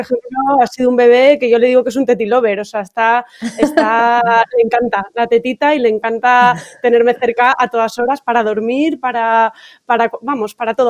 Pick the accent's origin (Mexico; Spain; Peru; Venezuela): Spain; Valencia, Valencian Community; moved away; Yo soy de Valencia y claro, mi familia está allí